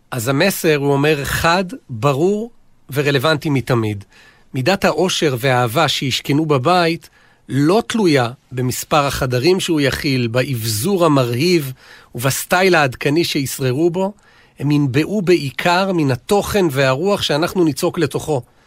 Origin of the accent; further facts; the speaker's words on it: Israel; אני גדלתי באיזה סוג של מושב קיבוץ